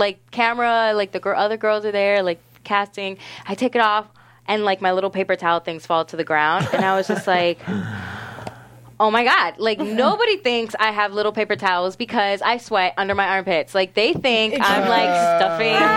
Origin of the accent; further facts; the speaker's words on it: Orlando, Florida, United States; in Florida, like, where I grew up in Orlando